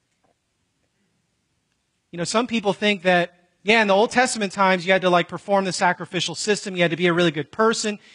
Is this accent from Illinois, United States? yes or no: yes; Chicago, Illinois, United States; where I grew up in Chicago